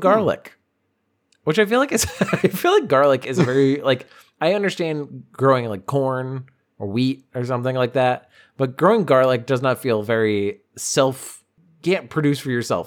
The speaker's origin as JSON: {"language": "English", "town": "Boston", "region": "Massachusetts", "country": "United States", "said": "I'm from Boston."}